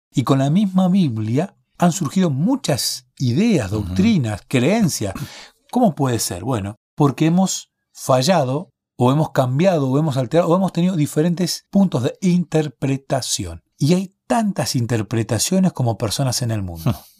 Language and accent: Spanish; Bahía Blanca, Buenos Aires Province, Argentina; yo soy de Bahía Blanca